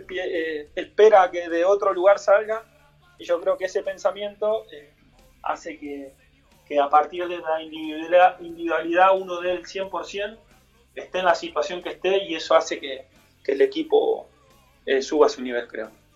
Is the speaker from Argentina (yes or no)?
yes; San José, Buenos Aires, Argentina; yo soy de ahí, yo soy de San José